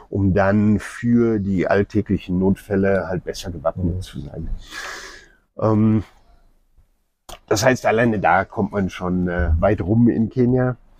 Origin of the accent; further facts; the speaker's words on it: Germany; now in Nairobi, Kenya; wir auch als ja, Deutsche oder Europäer